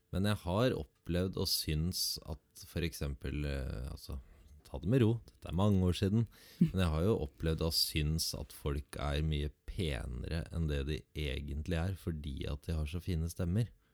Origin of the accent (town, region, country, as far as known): Southern Norway, Norway